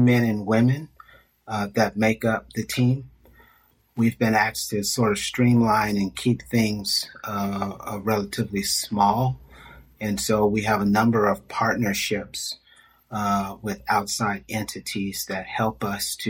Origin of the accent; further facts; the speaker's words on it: California, United States; Born and raised in California